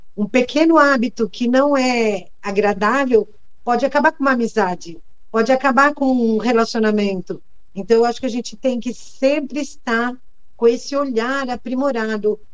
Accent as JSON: {"language": "Portuguese", "area": "beyond the Vale do Ribeira", "region": "São Paulo", "country": "Brazil", "tie": "born or raised there", "said": "no interior, lá onde eu nasci, eu nasci depois do Vale do Ribeira. Depois do Vale do Ribeira. O Vale do Ribeira já é uma das regiões muito carentes, né, do nosso estado."}